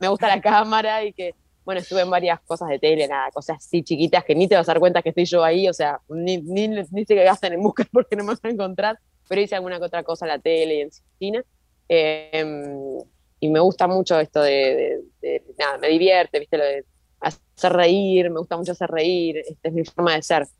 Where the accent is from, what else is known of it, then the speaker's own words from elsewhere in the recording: Argentina; me acuerdo cuando era chiquita, acá en Argentina